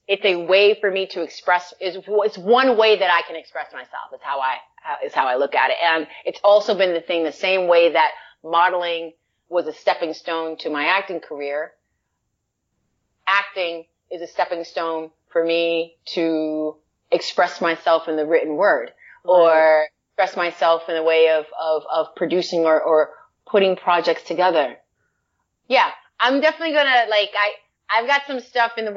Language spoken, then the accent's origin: English; New York City, New York, United States; moved away as an adult; now in Los Angeles, United States; I grew up not far from Yankee Stadium